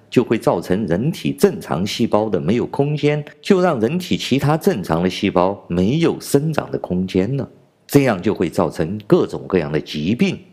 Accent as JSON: {"language": "Chinese", "country": "China", "said": "我是来自中国大陆的…。"}